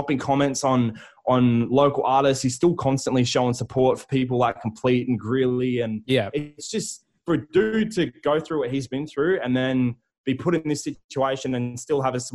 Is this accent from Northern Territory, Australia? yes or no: yes; Darwin, Northern Territory, Australia; I'm a dude from Darwin.